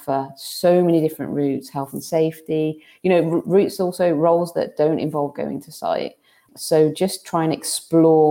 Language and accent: English; United Kingdom; we're British